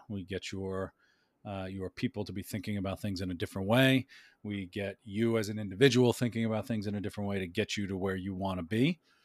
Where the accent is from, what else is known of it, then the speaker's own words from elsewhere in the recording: New York City, New York, United States; also born or lived in Westchester County / Washington, D.C.; I was born in the Bronx, uh, lived there for a, a bit. We moved out of the city